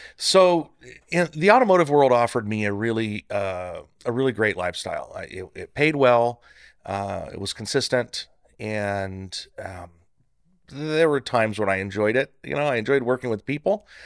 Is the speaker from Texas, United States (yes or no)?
no; Northern California, United States; moved away as an adult; also born or lived in Central Valley, California; now in Bakersfield, United States; I was born in Central Valley. Uh, moved up to Northern, uh, California with my parents when I was a kid